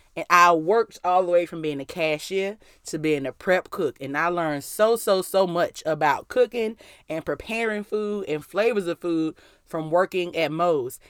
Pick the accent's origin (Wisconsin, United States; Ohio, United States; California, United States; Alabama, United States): Alabama, United States; Mobile; I was born in Mobile, Alabama